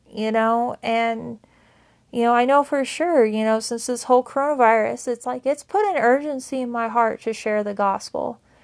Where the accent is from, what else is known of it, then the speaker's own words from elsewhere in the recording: Powell, Wyoming, United States; now in Laramie, United States; I moved away from my hometown of Powell, Wyoming to Laramie, Wyoming a couple years ago